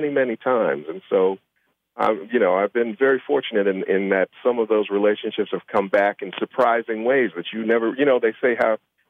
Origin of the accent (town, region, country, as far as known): Chicago, Illinois, United States; born or raised there